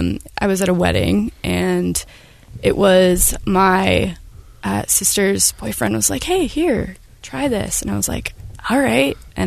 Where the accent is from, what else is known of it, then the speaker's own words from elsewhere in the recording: Sandy, Utah, United States; So I grew up and I was born in Sandy, Utah. Mm-hmm. Was born there, raised there, family of five